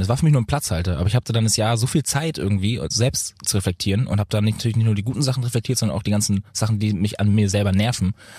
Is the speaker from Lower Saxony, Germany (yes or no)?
no; Lübeck, Schleswig-Holstein, Germany; also born or lived in Bad Oldesloe / Berlin / Munich; Ich habe jetzt gerade eine WG in München, ja. Aber ich wohne eigentlich, ich wohne ja in Lübeck. Also ich bin ja immer noch in meiner Heimat.